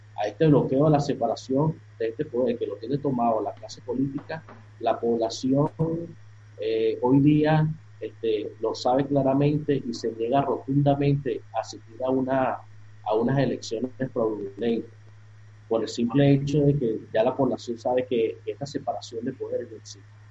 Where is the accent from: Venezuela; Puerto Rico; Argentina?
Venezuela; en mi país aquí en Venezuela